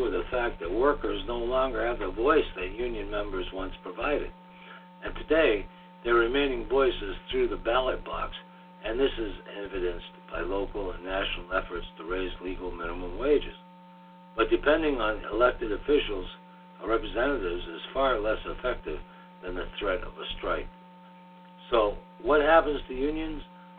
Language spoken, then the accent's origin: English; New England, United States; Growing up in New England factory town provided me with some insight of what unions accomplished for everyone, including non-members.